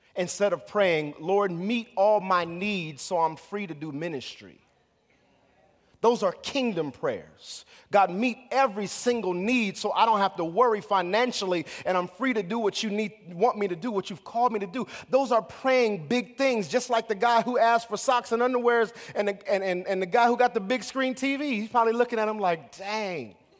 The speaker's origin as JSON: {"language": "English", "country": "United States", "said": "as American Christians"}